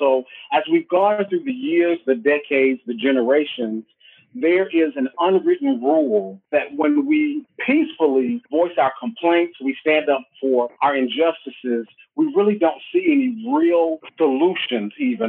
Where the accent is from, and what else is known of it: United States